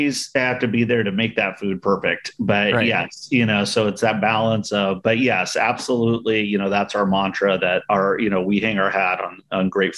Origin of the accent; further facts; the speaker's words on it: San Diego, California, United States; now in Gilroy, United States; where I grew up down in San Diego, out in East County